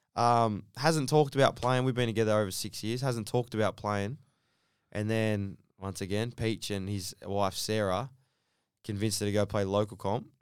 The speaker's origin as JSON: {"language": "English", "town": "Sydney", "region": "New South Wales", "country": "Australia", "tie": "born or raised there", "said": "Sydney. So, uh, born and raised in Bankstown"}